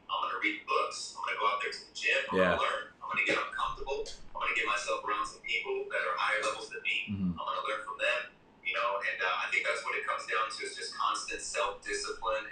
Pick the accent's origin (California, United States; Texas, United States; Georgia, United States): California, United States; San Diego; from San Diego, California, born and raised